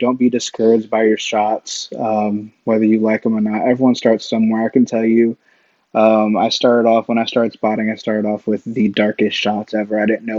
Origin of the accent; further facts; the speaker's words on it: East Coast, United States; I came from the East Coast where the sun basically sets at, 8:30, 9 o'clock.